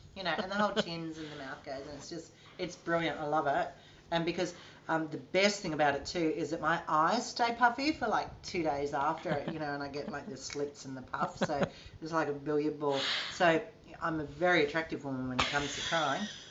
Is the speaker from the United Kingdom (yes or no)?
no; Gunnedah, New South Wales, Australia; I'm originally from Gunnedah in country New South Wales, which is a little country town